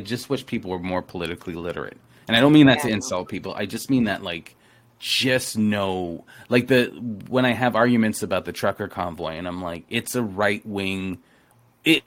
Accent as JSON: {"language": "English", "town": "Toronto", "region": "Ontario", "country": "Canada", "moved": "as an adult", "lives_now": "Hamilton, Canada", "said": "I was from Toronto"}